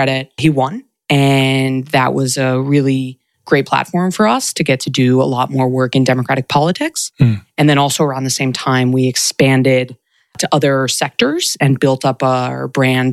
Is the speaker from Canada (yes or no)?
no; New York, United States; moved away; also born or lived in Durham, North Carolina / Washington, D.C.; I am from New York originally.